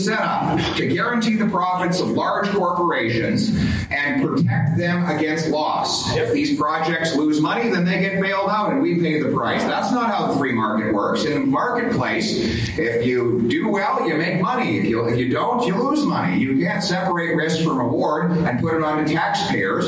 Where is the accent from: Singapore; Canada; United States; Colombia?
Canada; Calgary, Alberta; I was raised right there in Calgary, Alberta